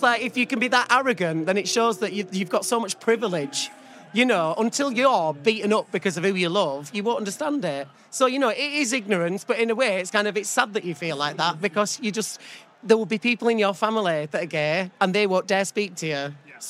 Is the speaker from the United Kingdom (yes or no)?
yes; Keighley, Yorkshire and the Humber, United Kingdom; Keighley Pride next week, which they're a wonderful committee. They've got so much heart. To see that in my hometown, they're raising an LGBTQ plus flag outside the town hall, it made me so emotional, because it wasn't the easiest thing growing up in that place.